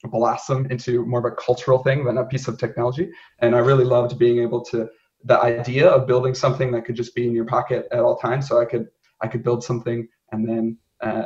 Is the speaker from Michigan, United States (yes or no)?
yes; Southeast Michigan, United States; I grew up in Southeast Michigan, so not far from Ann Arbor